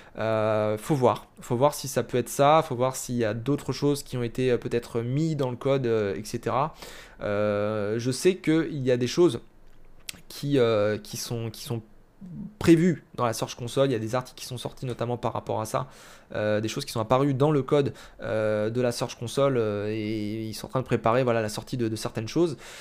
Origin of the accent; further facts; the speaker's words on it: France; chez nous, en France